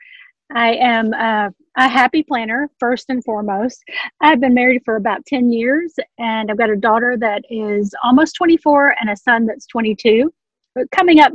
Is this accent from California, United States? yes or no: no; Memphis, Tennessee, United States; moved away as an adult; now in Tulsa, United States; I'm originally from Memphis, Tennessee, now live in Oklahoma near Tulsa